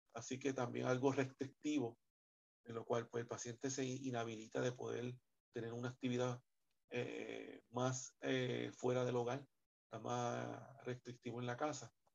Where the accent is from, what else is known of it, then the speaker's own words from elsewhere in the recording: Puerto Rico; el puertorriqueño come mucho, mucha bichuela